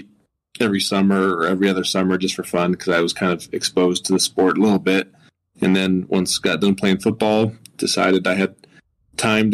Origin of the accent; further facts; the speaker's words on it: Conifer, Colorado, United States; now in Wyoming, United States; I grew up in a town called Conifer, Colorado